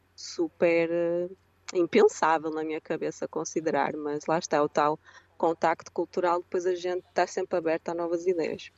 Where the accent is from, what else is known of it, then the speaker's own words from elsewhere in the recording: Portugal; moved away as an adult; also born or lived in London, United Kingdom; now in United States; Eu sou bem europeia, portuguesa